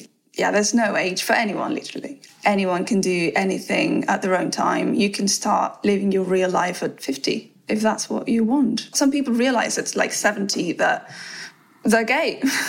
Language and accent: English; Spain; moved away as an adult; also born or lived in Madrid; now in London, United Kingdom; I used to go to Spain quite a lot. I mean, not to my hometown so often, but yeah, like to Madrid, where I lived for 6 years before coming here to London.